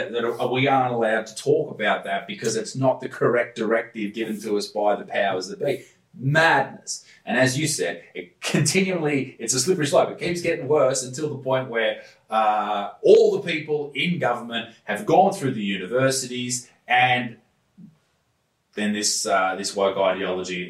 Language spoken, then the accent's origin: English; Newcastle, New South Wales, Australia; I'm from Newcastle